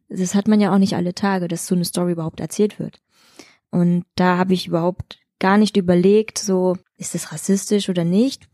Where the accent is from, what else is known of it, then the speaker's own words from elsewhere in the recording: Chemnitz, Saxony, Germany; moved away as an adult; now in Leipzig, Germany; Ich bin in Chemnitz aufgewachsen